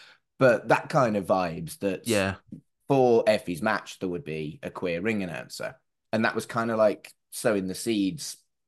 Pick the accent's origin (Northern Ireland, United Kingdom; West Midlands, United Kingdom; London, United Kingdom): West Midlands, United Kingdom; Wolverhampton; moved away as an adult; now in Manchester, United Kingdom; Yeah, I grew up in Wolverhampton. Moved to Manchester in 97. If someone asks me, I'll say I'm from Manchester.